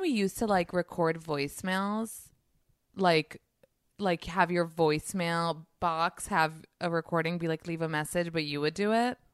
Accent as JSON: {"language": "English", "region": "New York", "country": "United States", "also_born_or_lived": "Israel", "moved": "as an adult", "said": "I'm from New York"}